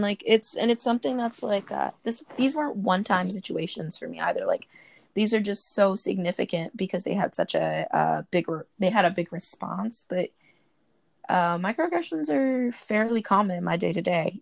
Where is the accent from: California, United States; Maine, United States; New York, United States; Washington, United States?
New York, United States; Brooklyn; I'm from Brooklyn